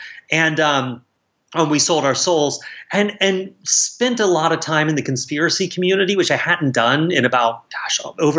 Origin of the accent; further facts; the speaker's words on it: South Carolina, United States; moved away; my hometown where it's set in South Carolina